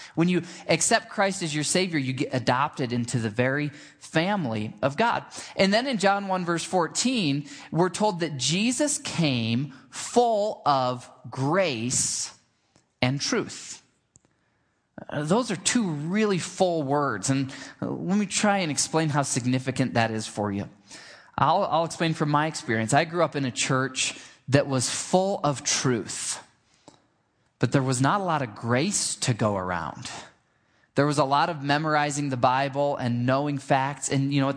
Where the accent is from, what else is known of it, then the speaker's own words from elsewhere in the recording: Michigan, United States; I grew up in Michigan and we had this big old grapevine in our backyard